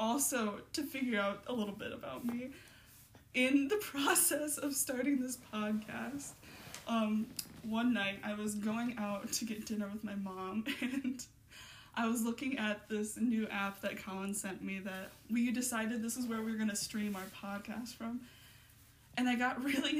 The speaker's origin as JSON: {"language": "English", "town": "Bryan", "region": "Ohio", "country": "United States", "said": "We're both from Bryan, Ohio"}